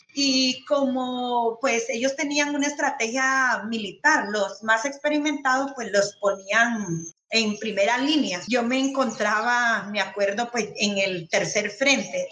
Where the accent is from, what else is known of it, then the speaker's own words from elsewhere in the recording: Nicaragua; moved away as an adult; now in Colombia; soy nicaragüense, eh, tengo ya 20 años de vivir en Colombia